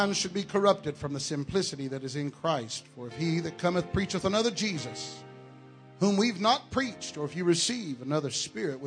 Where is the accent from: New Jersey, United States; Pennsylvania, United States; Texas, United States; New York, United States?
Texas, United States; I am from Texas